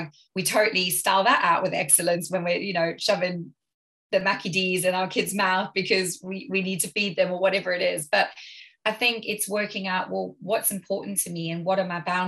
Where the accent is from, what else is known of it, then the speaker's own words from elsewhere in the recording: South Africa; now in United Kingdom; I grew up in South Africa where typically a lot of people had help.